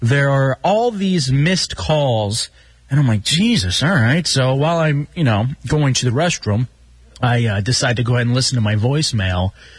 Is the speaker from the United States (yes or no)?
yes; Dallas, Texas, United States; I grew up in Dallas, you know, and I grew up in the hood and then eventually in the suburbs.